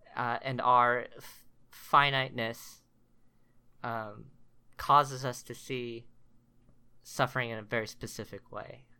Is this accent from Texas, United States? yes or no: yes; Richardson, Texas, United States; moved away as an adult; also born or lived in Korea / College Station, Texas; I was born in Korea, came to the States when I was ten months old, uh, lived in the Richardson area of Dallas, uh, for about twenty-three, twenty-four years